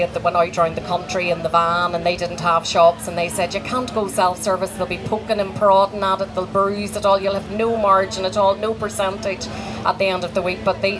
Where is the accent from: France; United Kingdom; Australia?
United Kingdom; Ballymena, Northern Ireland; moved away as an adult; also born or lived in West Limerick, Ireland; now in Newcastle West, Ireland; I'm from Northern Ireland.